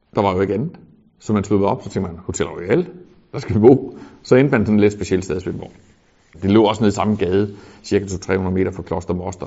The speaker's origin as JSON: {"language": "Danish", "town": "Svendborg", "region": "Southern Denmark", "country": "Denmark", "tie": "born or raised there", "also_born_or_lived": "Kolding / England / Germany", "moved": "as an adult", "said": "Jeg er en gammel Svendborg-dreng. 500 meter her fra hotellet da jeg født"}